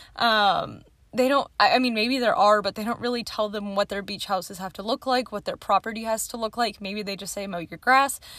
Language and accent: English; Austin, Texas, United States; also born or lived in Houston; I'm pretty much call myself from Austin